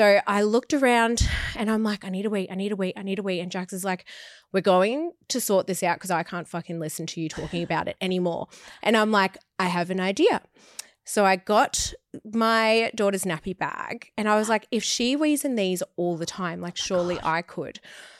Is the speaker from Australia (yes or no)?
yes; Australia; Yeah, we're Australian.